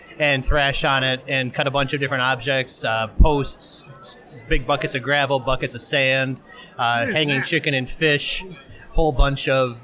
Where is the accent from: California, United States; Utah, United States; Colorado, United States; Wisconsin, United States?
Wisconsin, United States; Elkhorn; I'm from Elkhorn, Wisconsin, kind of center of the state